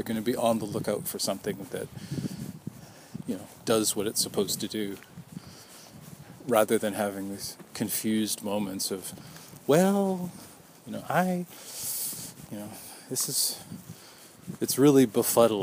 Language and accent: English; Vancouver, British Columbia, Canada; My family is from out of town. I was born in Vancouver